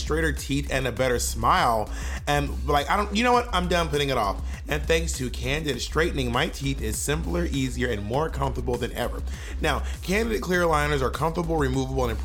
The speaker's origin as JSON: {"language": "English", "town": "Atlanta", "region": "Georgia", "country": "United States", "also_born_or_lived": "New York City / San Francisco", "moved": "yes", "lives_now": "Los Angeles, United States", "said": "I'm from Atlanta"}